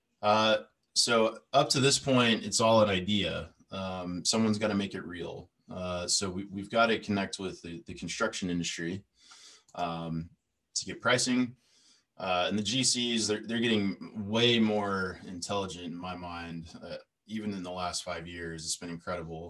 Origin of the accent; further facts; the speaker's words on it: United States; being an American.